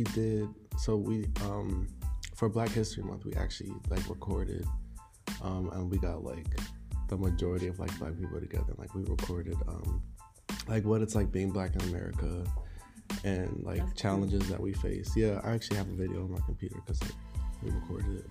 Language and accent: English; Pottstown, Pennsylvania, United States; I'm from Pottstown. Pretty small suburban area